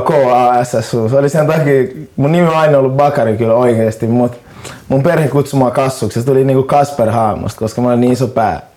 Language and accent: Finnish; Helsinki, Uusimaa, Finland; Mä oon stadilainen